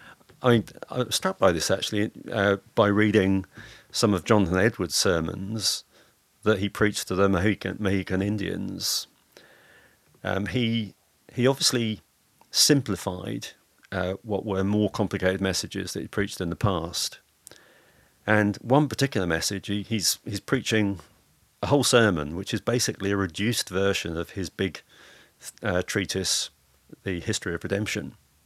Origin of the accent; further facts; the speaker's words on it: Lowestoft, East of England, United Kingdom; the first person who shaped me was an elder in the church that I grew up in Lowestoft, a guy called Stanley Griffin.